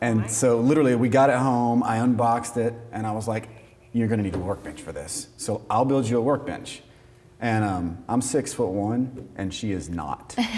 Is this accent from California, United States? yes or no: no; Atlanta, Georgia, United States; I was born in Atlanta, Georgia